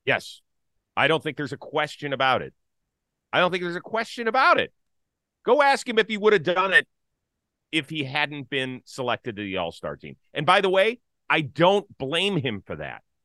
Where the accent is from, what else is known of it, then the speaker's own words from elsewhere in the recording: Cleveland, Ohio, United States; I grew up in Cleveland, Ohio